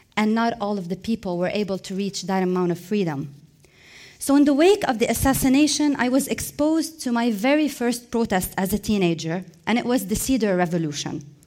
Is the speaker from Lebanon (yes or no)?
yes; Lebanon; moved away as an adult; I was emotionally tired from Lebanon. It hadn't been given me any opportunities, so I decided to leave for a while